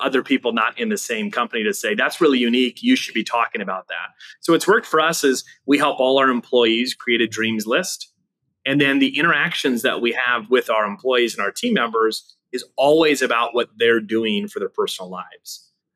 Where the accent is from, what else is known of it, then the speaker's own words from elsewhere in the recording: Wisconsin, United States; moved away as an adult; now in Austin, United States; I grew up in the Wisconsin area. And we just relocated about 8 months ago down to Austin, Texas